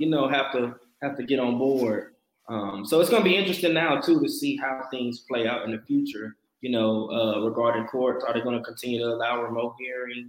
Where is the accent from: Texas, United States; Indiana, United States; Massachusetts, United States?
Texas, United States; Dallas; moved away as an adult; now in Houston, United States; I am originally from Dallas, Texas. I moved to Houston probably about 4 or 5 years ago to go to law school